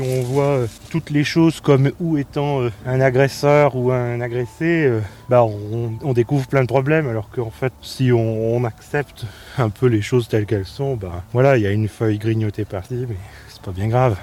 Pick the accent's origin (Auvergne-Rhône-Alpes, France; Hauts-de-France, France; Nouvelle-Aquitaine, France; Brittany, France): Auvergne-Rhône-Alpes, France; Chabanière; moved away as an adult; also born or lived in Paris / Belgium; C'est là où j'ai grandi, mes parents sont arboriculteurs euh, maraîchers